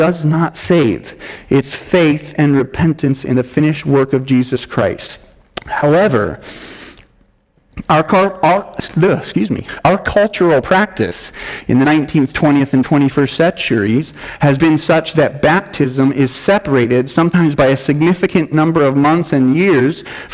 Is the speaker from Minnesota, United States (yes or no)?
no; Denver, Colorado, United States; I was born in Denver, Colorado